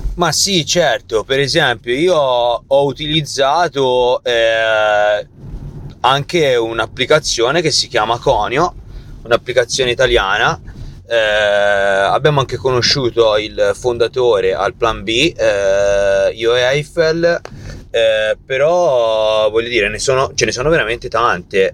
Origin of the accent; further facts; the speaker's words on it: Tuscany, Italy; siamo toscani